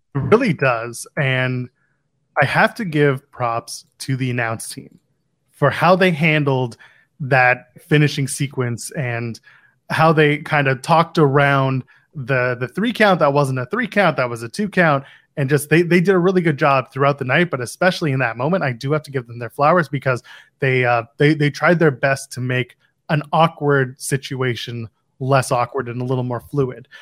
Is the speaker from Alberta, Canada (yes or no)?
no; Ottawa, Ontario, Canada; moved away as an adult; now in Toronto, Canada; there, it's my hometown